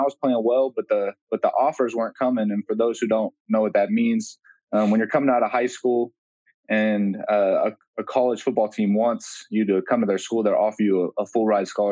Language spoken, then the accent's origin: English; Folsom, California, United States; I'm from Folsom, California, which is, you know, about 30 minutes outside Sacramento, and grew up there